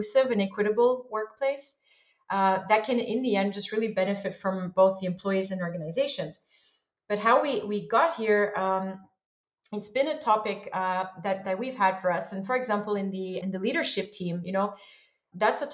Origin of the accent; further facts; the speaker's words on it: Montreal, Quebec, Canada; I'm originally from Montreal, Canada